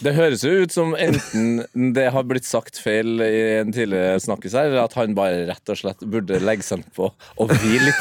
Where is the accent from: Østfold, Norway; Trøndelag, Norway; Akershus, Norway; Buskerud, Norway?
Trøndelag, Norway; som trønder